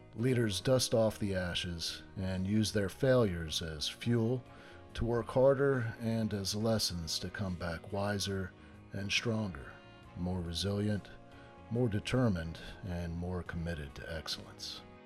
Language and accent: English; Florida, United States; I was born and raised in Florida